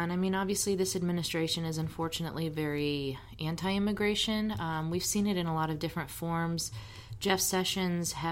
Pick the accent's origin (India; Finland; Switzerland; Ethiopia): Switzerland; born there; And it's funny because I was born in Switzerland. I'm a dual national